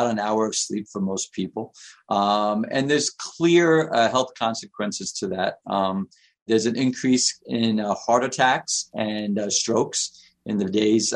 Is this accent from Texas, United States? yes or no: no; New York City, New York, United States; I lived in New York. I grew up in Queens.